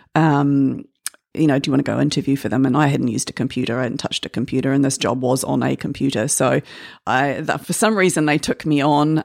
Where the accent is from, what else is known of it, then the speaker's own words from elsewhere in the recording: Waitakere, Auckland, New Zealand; I was born here in Auckland, um, but raised mostly in Waitakere